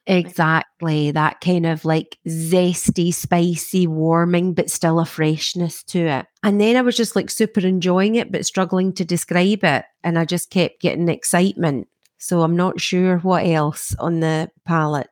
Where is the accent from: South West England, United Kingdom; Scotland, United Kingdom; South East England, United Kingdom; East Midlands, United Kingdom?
Scotland, United Kingdom; growing up in Scotland, there's a lot of rain